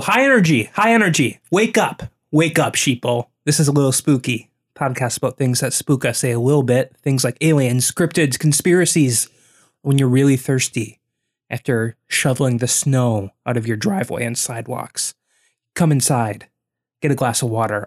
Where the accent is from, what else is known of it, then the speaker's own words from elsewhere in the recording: Wisconsin, United States; We grew up in Wisconsin